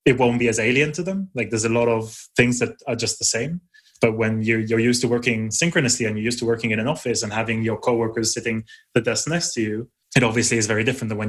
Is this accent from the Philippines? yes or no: no; Israel; now in United Kingdom; I grew up in Israel, I now live in the UK